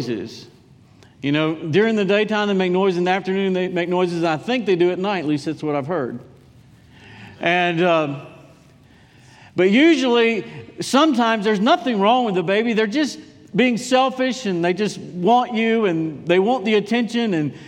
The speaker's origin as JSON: {"language": "English", "town": "Durham", "region": "North Carolina", "country": "United States", "moved": "as an adult", "said": "I was from Durham."}